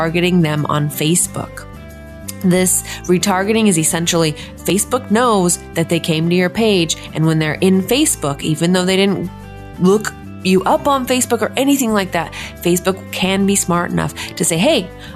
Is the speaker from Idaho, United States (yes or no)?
yes; Idaho Falls, Idaho, United States; moved away as an adult; now in Portland, United States; I'm from Idaho Falls, Idaho. I was born and raised there and moved here to Portland 4 years ago.